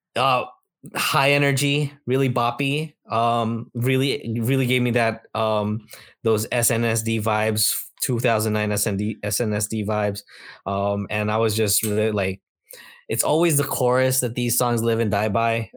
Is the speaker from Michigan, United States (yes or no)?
no; Bay Area, California, United States; growing up in the Bay Area